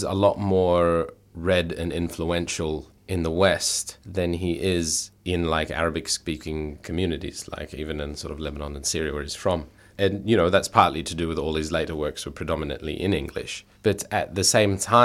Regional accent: Melbourne, Victoria, Australia; I'm born and raised in Australia, but obviously my family is from a migrant background

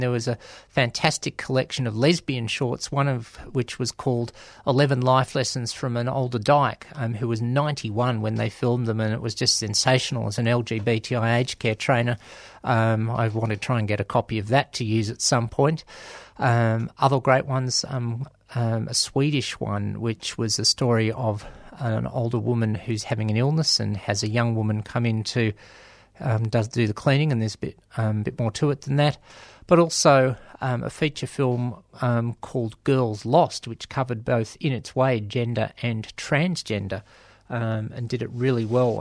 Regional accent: Australia; I'm from Australia

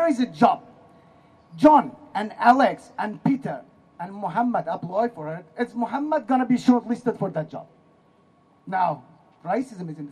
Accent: Iran; now in Australia; I'm from Iran

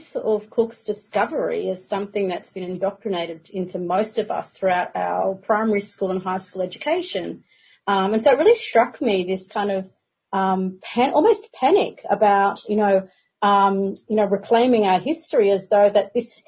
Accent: Yagara country, Queensland, Australia; born and raised on Yagara country

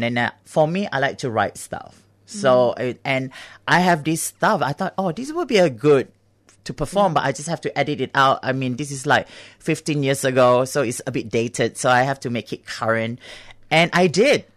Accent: Singapore; now in Australia; I grew up in Singapore

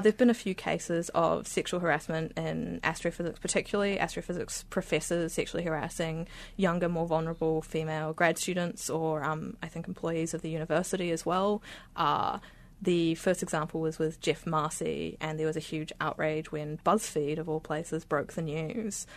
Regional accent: Beirut, Beirut Governorate, Lebanon; moved away; I grew up in Beirut in Lebanon

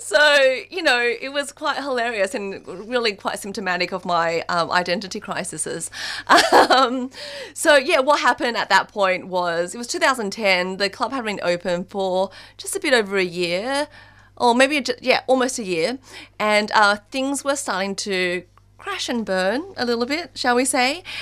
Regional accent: Australia; moved away as an adult; also born or lived in China; growing up in Australia

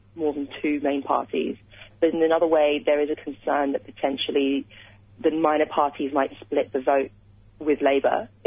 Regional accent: United Kingdom; being British

